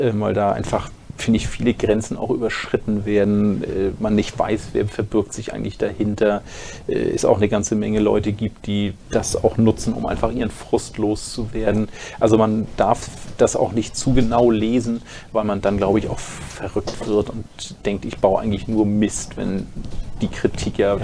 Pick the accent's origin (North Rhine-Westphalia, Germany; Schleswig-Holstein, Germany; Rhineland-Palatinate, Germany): Schleswig-Holstein, Germany; bei uns in Schleswig-Holstein